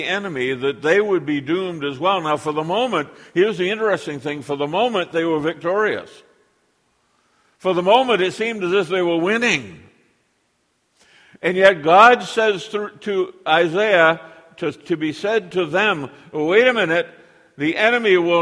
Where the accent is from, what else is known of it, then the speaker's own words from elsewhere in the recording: United States; now in Canada; I'm an American